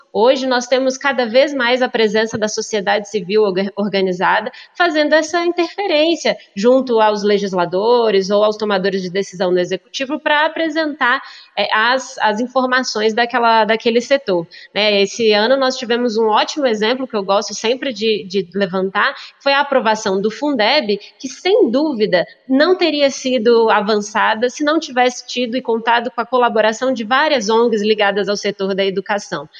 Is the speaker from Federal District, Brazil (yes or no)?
yes; Brasília, Federal District, Brazil; also born or lived in Belo Horizonte, Minas Gerais; nasci em Belo Belo Horizonte, mas vim para Brasília muito novinha e me criei aqui em Brasília